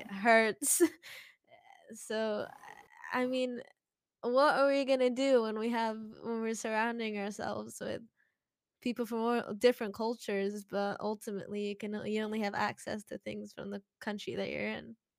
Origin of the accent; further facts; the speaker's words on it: British Columbia, Canada; now in Hong Kong; I am a British Columbian living in Hong Kong